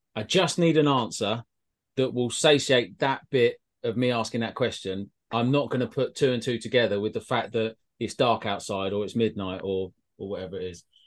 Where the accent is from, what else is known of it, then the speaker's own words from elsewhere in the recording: Welsh, Wales, United Kingdom; we're Welsh